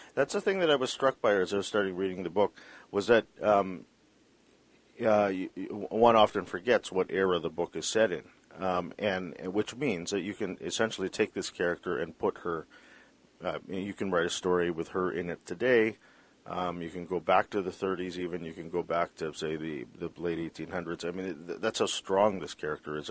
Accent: British Columbia, Canada; as a British Columbian

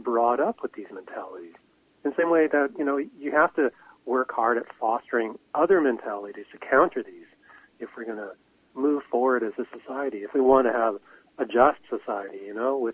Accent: Vancouver, British Columbia, Canada; growing up in Vancouver

